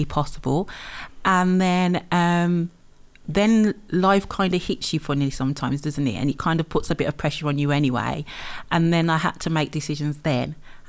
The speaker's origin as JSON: {"language": "English", "town": "West Bromwich", "region": "West Midlands", "country": "United Kingdom", "tie": "born or raised there", "accent": "Brummie", "said": "Sandwell girl. So I'm from West Bromwich"}